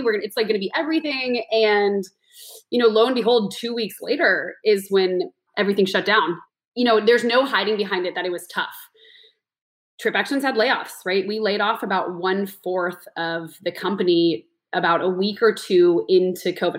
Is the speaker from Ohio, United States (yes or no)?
no; Los Altos, California, United States; also born or lived in New York; now in San Francisco, United States; my family's from uh, the peninsula, so I grew up in Los Altos.